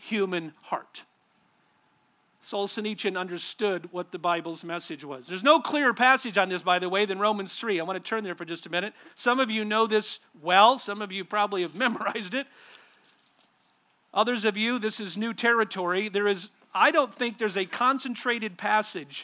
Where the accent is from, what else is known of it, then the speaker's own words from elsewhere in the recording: Southern California, United States; I grew up in a church and in a denomination out in Southern California